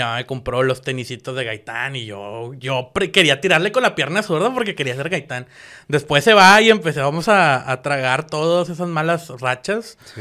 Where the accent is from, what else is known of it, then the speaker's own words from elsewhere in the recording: Guadalupe, Nuevo León, Mexico; nací en Guadalupe, Nuevo León